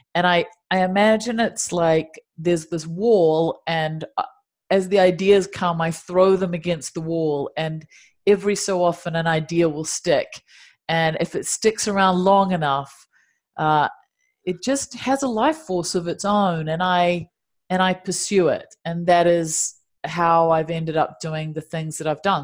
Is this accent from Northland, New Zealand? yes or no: no; Dunedin, Otago, New Zealand; moved away as an adult; now in Los Angeles, United States; there are penguins in my hometown of Dunedin